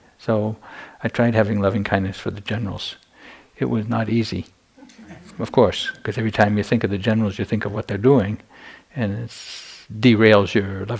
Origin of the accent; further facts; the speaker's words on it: United States; moved away as an adult; also born or lived in Myanmar; I'm an American monk